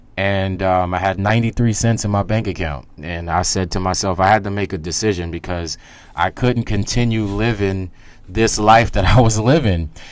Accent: New York City, New York, United States; I grew up in Staten Island, New York, which is one of the forgotten boroughs that they like to call it

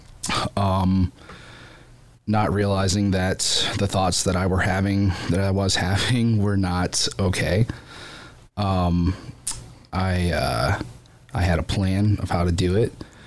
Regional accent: Bucyrus, Ohio, United States; moved away as an adult; now in Findlay, United States; I live here in Finley, but I grew up in Bucyrus, as an only child.

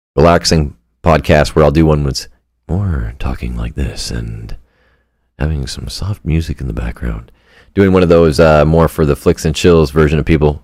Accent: Canada; I'm a Canadian

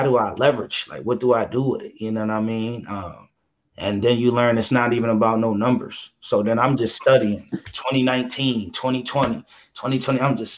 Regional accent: Philadelphia, Pennsylvania, United States; I'm from Philadelphia

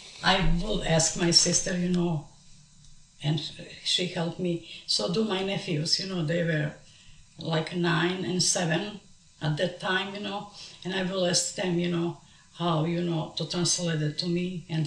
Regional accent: Kosovo; moved away as an adult; also born or lived in Montenegro; now in Dallas, United States; I was born in Montenegro. I'm coming from the parents were different nationality. My mom was Montenegrin and my father was Kosovar from Drenica. So I live in Montenegro with my parents for 14 years. After 14 years, we moved to Kosovo.

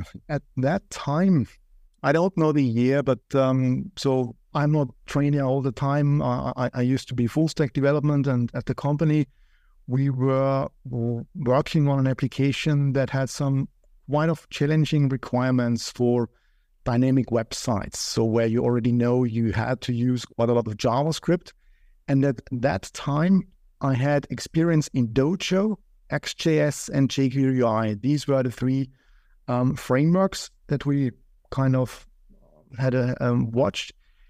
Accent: Austria; also born or lived in Vienna; I come from Austria

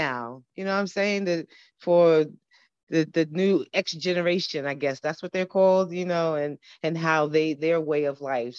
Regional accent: New York City, New York, United States; I'm a straight up New Yorker. I'm born in the Lower East Side. I'm so New York. I was born in Bellevue Hospital.

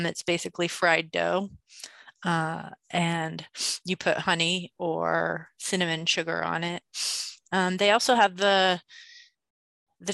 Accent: New Mexico, United States; I grew up in New Mexico, Nuevo Mexico

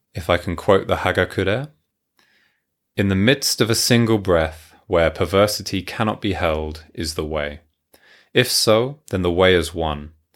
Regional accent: Hertfordshire, East of England, United Kingdom; moved away as an adult; also born or lived in Tokyo, Japan; now in Yamanashi, Japan; I am from London, England, originally, just north of London, Hertfordshire

